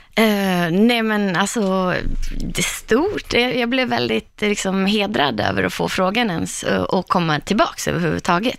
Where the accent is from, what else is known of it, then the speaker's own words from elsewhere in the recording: Borlänge, Dalarna County, Sweden; hemma i Borlänge